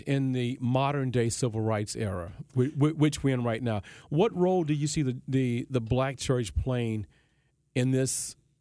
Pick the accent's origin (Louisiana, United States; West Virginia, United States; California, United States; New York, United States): Louisiana, United States; Baton Rouge; also born or lived in New Orleans; I grew up in Baton Rouge, I was in New Orleans mm-hmm. quite a mm-hmm. bit